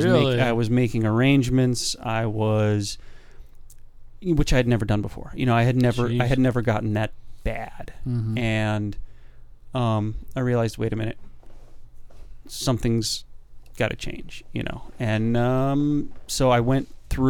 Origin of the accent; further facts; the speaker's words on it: United States; as an American male